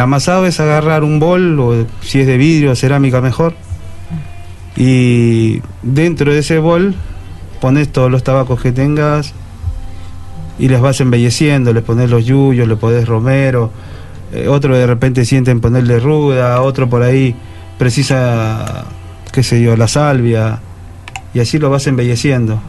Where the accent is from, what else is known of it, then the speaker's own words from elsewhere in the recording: Peru; Yo mismo, siendo peruano